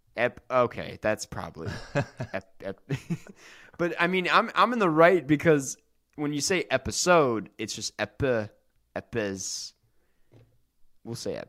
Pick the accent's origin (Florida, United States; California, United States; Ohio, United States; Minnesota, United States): Minnesota, United States; I'm from Minnesota